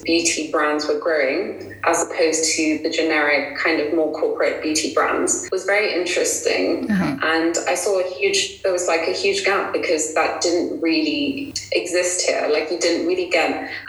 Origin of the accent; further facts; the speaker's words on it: Kenya; being born and raised here